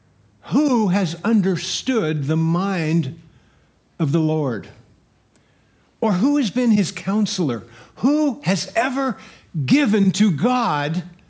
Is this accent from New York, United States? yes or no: no; Santa Barbara, California, United States; I'm from Santa Barbara.